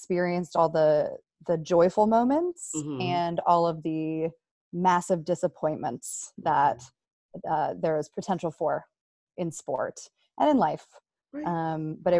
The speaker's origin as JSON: {"language": "English", "area": "right outside of Philadelphia", "region": "Pennsylvania", "country": "United States", "tie": "born or raised there", "said": "I am from Pennsylvania, right outside of Philadelphia. I grew up there."}